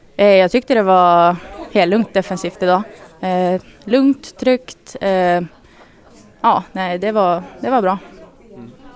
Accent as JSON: {"language": "Swedish", "town": "Örnsköldsvik", "region": "Västernorrland County", "country": "Sweden", "moved": "yes", "lives_now": "Gävle, Sweden"}